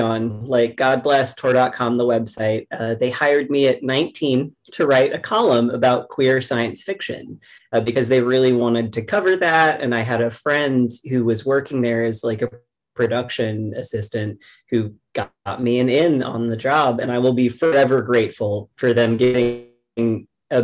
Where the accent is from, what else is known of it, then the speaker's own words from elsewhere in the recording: rural Kentucky, United States; I grew up in the South, so I'm from rural Kentucky